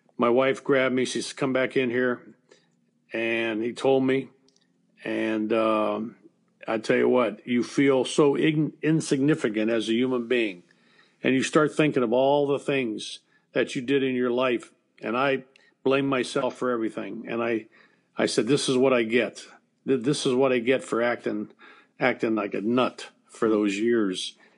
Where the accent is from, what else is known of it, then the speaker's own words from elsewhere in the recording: Steubenville, Ohio, United States; I was raised in Steubenville, Ohio